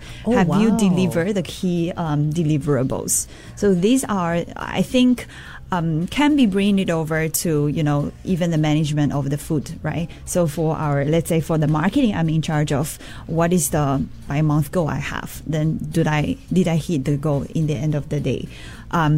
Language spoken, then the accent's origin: English; Chongqing, China; now in Singapore; I'm coming from Chongqing. And growing up, we all eat like spicy food.